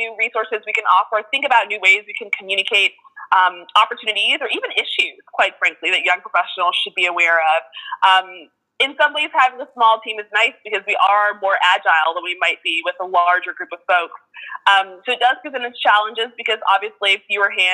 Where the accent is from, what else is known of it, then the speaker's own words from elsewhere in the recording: Miami, Florida, United States; moved away as an adult; now in New Orleans, United States; I am not originally from New Orleans. I was born and raised in Miami, Florida, but have been here, oh goodness, maybe 14 years as of this year.